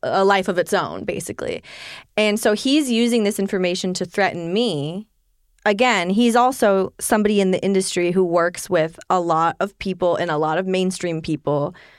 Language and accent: English; Maine, United States; I'm in Maine